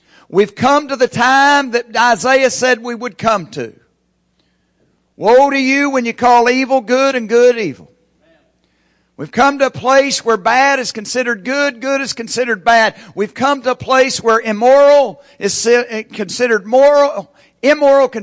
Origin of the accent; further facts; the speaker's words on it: Locust, United States; moved away; since I grew up in Locust.